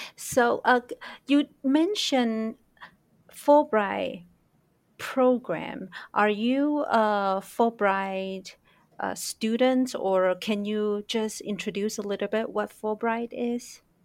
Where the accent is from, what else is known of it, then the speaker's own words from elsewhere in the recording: Taiwan; growing up in Taiwan